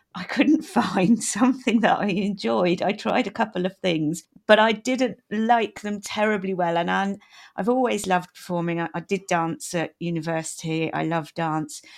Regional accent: United Kingdom; as a Brit

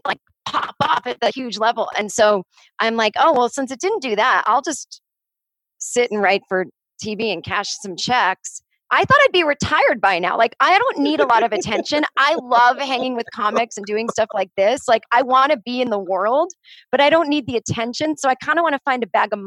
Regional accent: Boston, Massachusetts, United States; now in Los Angeles, United States; I like cold weather again because I'm from Boston

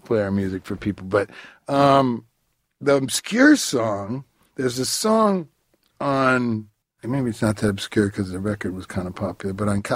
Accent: Detroit, Michigan, United States; I grew up in Detroit

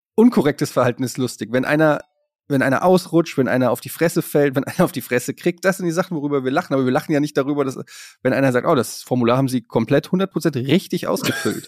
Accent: Frankfurt, Hesse, Germany; also born or lived in Berlin; now in Hamburg, Germany; Ich bin ja gebürtiger Frankfurter, wohne in Hamburg, war in Berlin

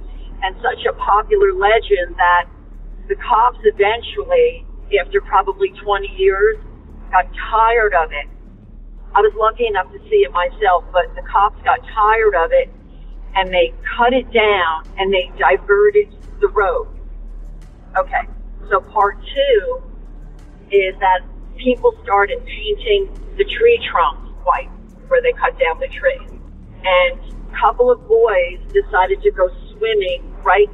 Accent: New Jersey, United States; There was a very large park in a part of New Jersey

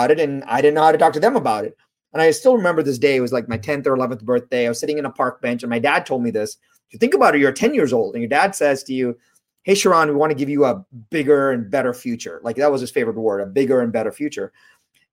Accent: India; I was born in India

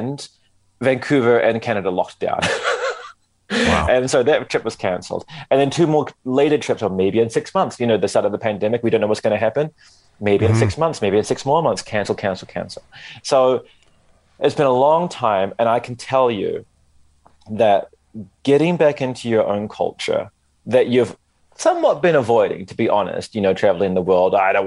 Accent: Wellington, New Zealand; accent: New Zealand; moved away as an adult; also born or lived in Christchurch; now in Tokyo, Japan; But this, where I am now, Wellington, this is my hometown

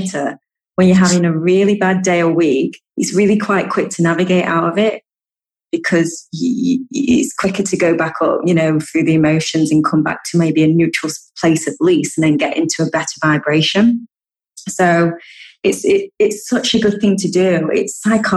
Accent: United Kingdom; I'm such a Brit. I love a good cup of tea. We love a good brew in the UK.

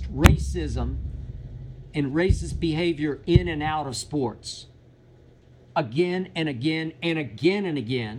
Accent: Oklahoma, United States; I did grow up in what used to be called Indian Territory, state of Oklahoma

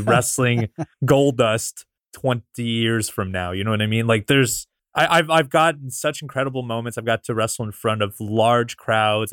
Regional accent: Canada; I'm from Canada

